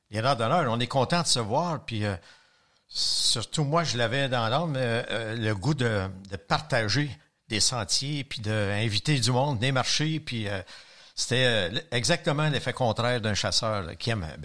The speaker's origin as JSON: {"language": "French", "town": "Longueuil", "region": "Quebec", "country": "Canada", "said": "Je suis de Mackayville."}